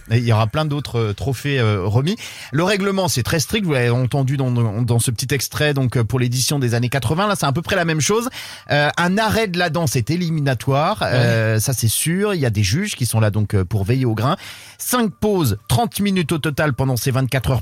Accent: Brittany, France; chez nous en Bretagne

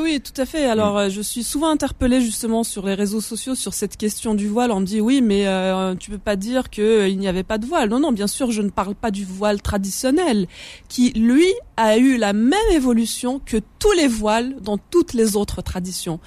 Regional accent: Kabylie, Algeria; first language Kabyle; French is a second language; moved away; also born or lived in Paris; je suis né à Paris et puis euh, je suis partie, euh, je suis repartie avec mes, mes parents très très jeunes euh, en Kabylie. Donc j'ai grandi en Kabylie

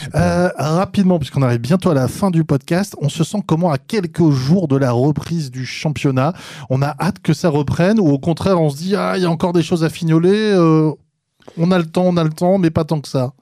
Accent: France; accent: French; je vais prononcer avec mon accent français

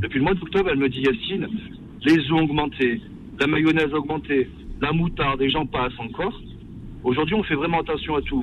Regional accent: France; also born or lived in Senegal; je suis né en France et j'ai eu la chance, j'ai grandi

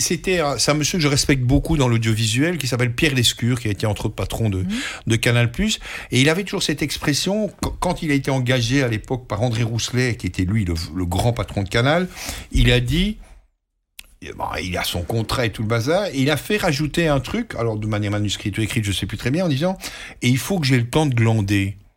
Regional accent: Belgium; chez nous, en Belgique

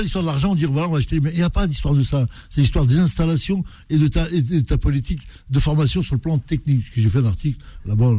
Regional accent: Algeria; chez nous en Algérie

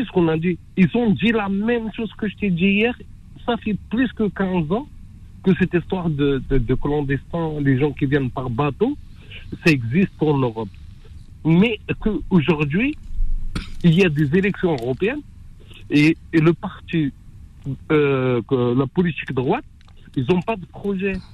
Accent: France; Moi, je suis français. Je suis pas venu dans un bateau de sardines ou quoi que ce soit.

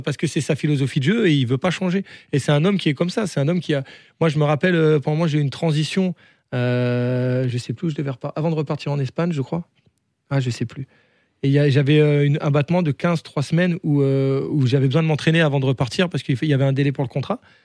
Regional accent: the Nord, Hauts-de-France, France; moved away; also born or lived in Strasbourg / Spain; je viens du Nord

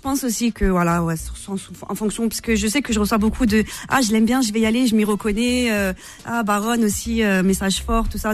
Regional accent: La Courneuve, Île-de-France, France; also born or lived in Marseille; j'ai grandi une partie de mon enfance à La Courneuve

